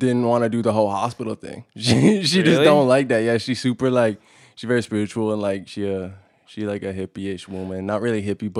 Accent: Kelowna, British Columbia, Canada; Born and raised Kelowna.

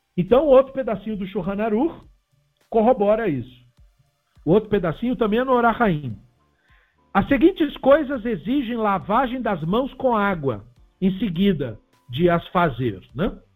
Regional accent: Brazil; somos brasileiros

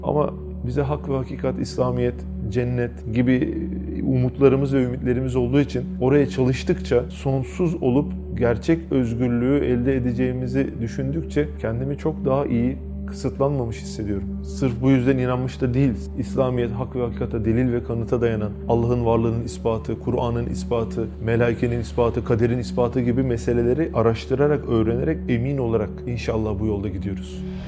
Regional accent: İzmir, Turkey; doğma büyüme İzmirliyim

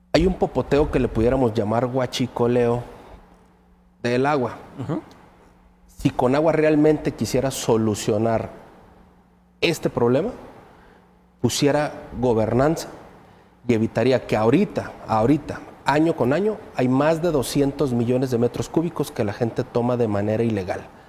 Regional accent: Loma Linda, Chihuahua, Mexico; la gente con la que yo crecí ahí en Loma Linda, municipio de Rosales

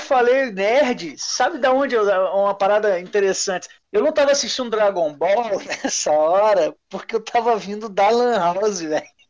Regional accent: Vila Velha, Espírito Santo, Brazil; Eu tava na casa da minha avó aqui em Vila Velha

